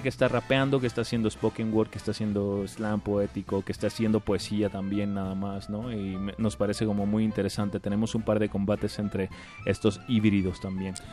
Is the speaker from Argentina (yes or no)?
no; Tijuana, Baja California, Mexico; vengo desde Tijuana.